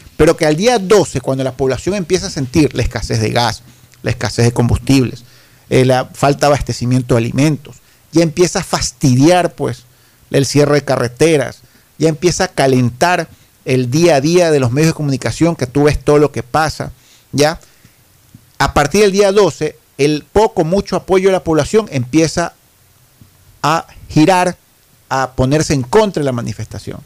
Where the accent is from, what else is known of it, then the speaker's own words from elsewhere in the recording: Ecuador; yo siento como ecuatoriano, como ciudadano